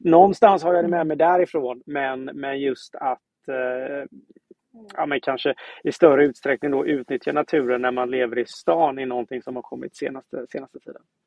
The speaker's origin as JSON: {"language": "Swedish", "town": "Gothenburg", "region": "Västra Götaland", "country": "Sweden", "said": "jag kommer från Göteborg."}